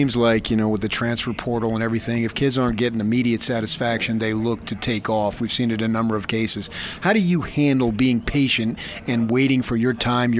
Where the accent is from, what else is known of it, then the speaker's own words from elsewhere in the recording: Phoenix, Arizona, United States; moved away; I grew up in Phoenix myself.